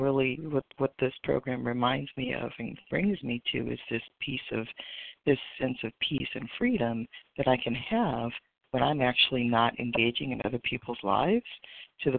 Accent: West Coast, United States; I'm actually from the West Coast, but I'm on the East Coast for the next few days

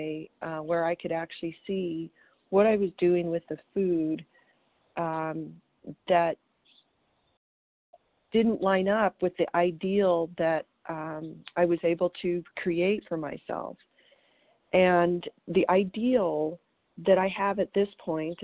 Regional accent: Colorado, United States; now in Green Valley, United States; I'm from Colorado, and today I'm calling you from Green Valley, Arizona

